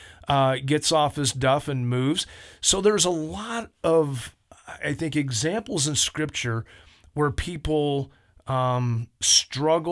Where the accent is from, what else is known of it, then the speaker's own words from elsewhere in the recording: California, United States; now in Idaho Falls, United States; a California boy like me